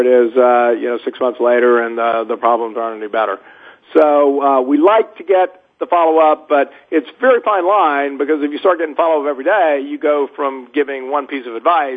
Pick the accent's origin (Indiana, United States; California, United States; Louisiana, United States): Louisiana, United States; New Orleans; I'm from Louisiana, born in New Orleans.